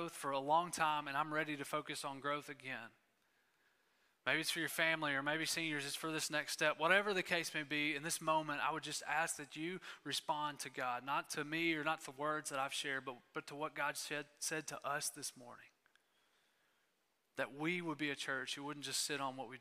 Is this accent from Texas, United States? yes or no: yes; East Texas, United States; I grew up in East Texas